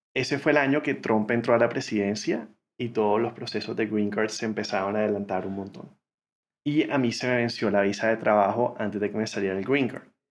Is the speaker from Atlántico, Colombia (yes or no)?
yes; Barranquilla, Atlántico, Colombia; moved away as an adult; also born or lived in United States; Yo crecí en Barranquilla, Colombia, eh, la ciudad de Shakira y Sofía Vergara.